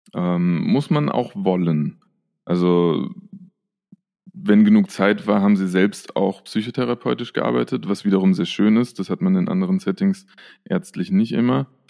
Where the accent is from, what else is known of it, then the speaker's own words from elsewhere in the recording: near Frankfurt, Hesse, Germany; moved away as an adult; now in Vienna, Austria; ich komme ja aus der Nähe von Frankfurt ursprünglich